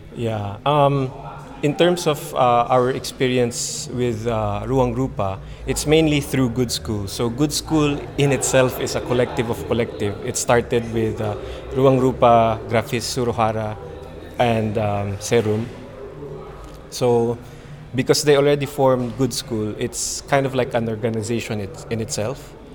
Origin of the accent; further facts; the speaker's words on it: Philippines; moved away as an adult; now in Japan; I'm an artist from the Philippines, but currently based in Japan now